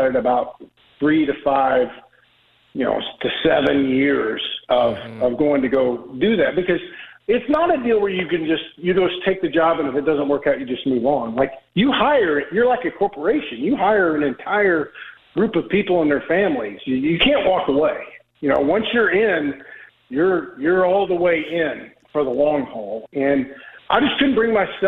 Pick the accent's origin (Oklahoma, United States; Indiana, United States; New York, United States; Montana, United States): Oklahoma, United States; I'm from Oklahoma